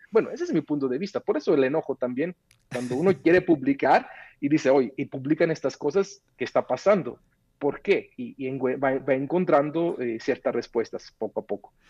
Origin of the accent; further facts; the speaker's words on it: Mexico; como ciudadano mexicano